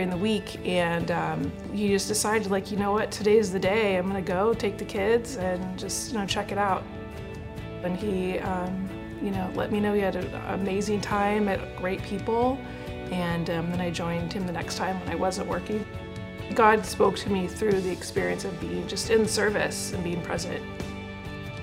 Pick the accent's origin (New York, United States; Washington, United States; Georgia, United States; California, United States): Washington, United States; Prosser; I grew up in Prosser, it's in Eastern Washington